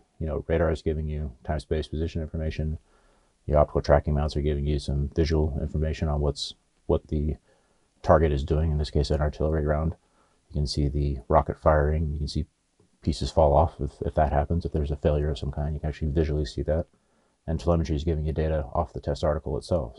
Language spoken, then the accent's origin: English; Oregon, United States; also born or lived in Los Angeles, California; now in Yuma, United States; I grew up in Oregon and went to college